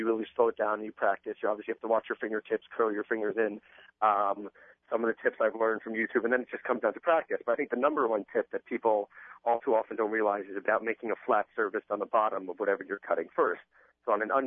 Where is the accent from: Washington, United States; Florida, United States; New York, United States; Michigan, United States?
New York, United States; I'm from New York